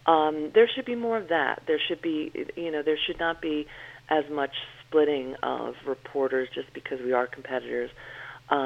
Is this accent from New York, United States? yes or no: yes; New York, United States; I was raised in a very close New York Irish family.